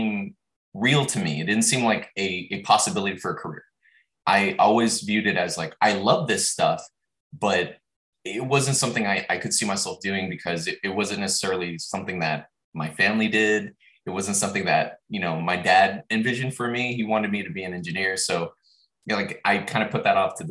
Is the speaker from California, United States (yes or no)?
yes; Los Angeles, California, United States; I grew up in Los Angeles and we had a large backyard